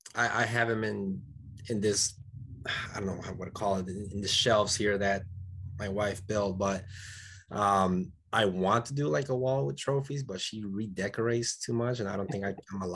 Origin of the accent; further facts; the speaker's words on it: Dominican Republic; also born or lived in West Michigan; now in Michigan, United States; I'm originally from the Caribbean, Dominican Republic.